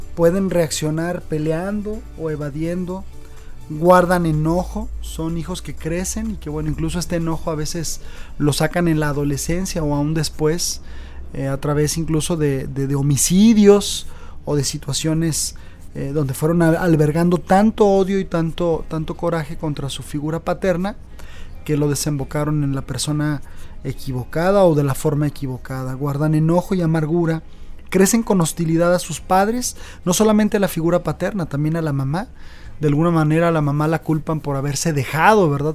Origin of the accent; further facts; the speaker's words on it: Mexico; nosotros como mexicanos